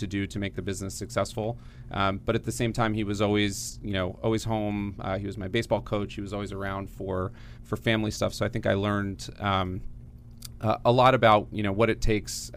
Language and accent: English; Gaithersburg, Maryland, United States; I grew up in Gaithersburg, Maryland, what's now called North Potomac